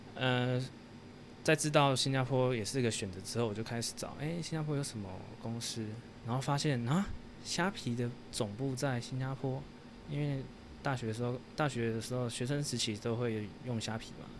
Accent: Taiwan; moved away as an adult; now in Singapore; 我就是一个很一般的台湾的小孩，从小在台湾长大

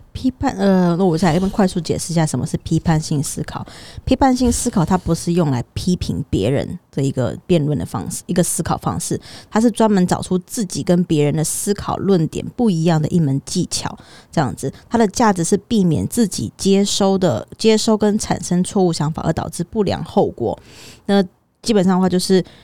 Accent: Taiwan; 以我就是一个土生土长的台湾人，然后我去国外这样子的经验

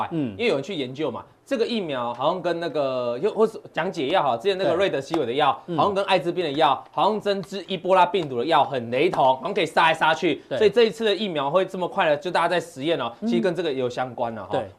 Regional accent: Changhua County, Taiwan; 我彰化彰化人哦

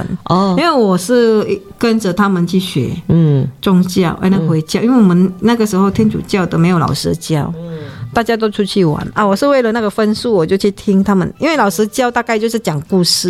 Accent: Indonesia; 你看我们乡下人这样子，印尼哈，

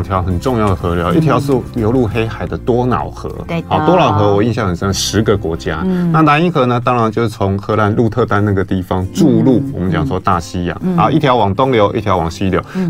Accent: Kaohsiung, Taiwan; 就像我是高雄人

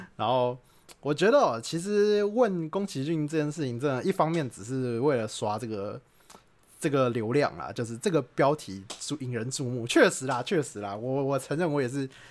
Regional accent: Taiwan; 我们台湾人

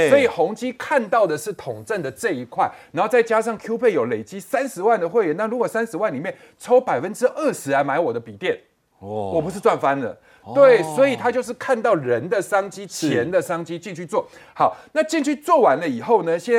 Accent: Indonesia; now in Taiwan; 然后我现在早上我这个地方去汇，我的老家两个小时之后就可以在印尼把钱拿出来了。

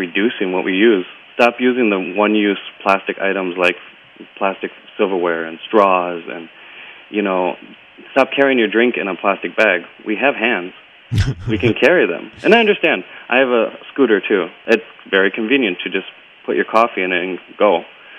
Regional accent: America and Hawaii, United States; moved away as an adult; now in Taiwan; I'm from America and Hawaii

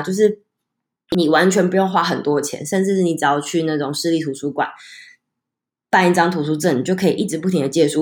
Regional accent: Taichung, Taiwan; 因为我是台中人，台中人就一定要骑摩托车

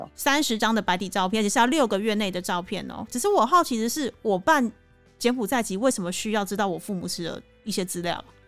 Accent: Taiwan; now in Cambodia; 我是台湾人

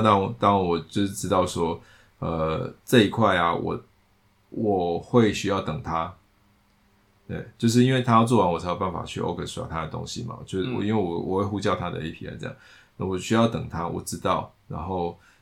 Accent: Taiwan; 他是美国人，我是台湾人

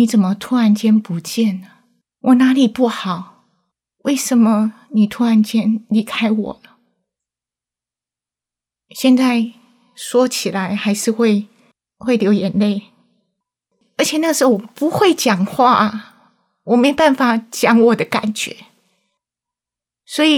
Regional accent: Chiayi, Taiwan; 我三岁的时候在嘉义的眷村长大

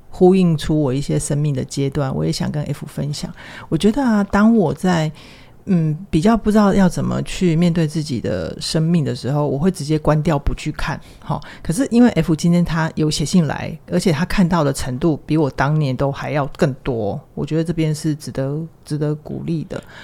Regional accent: Taiwan; 我们都是就是在台湾的这样的环境长大

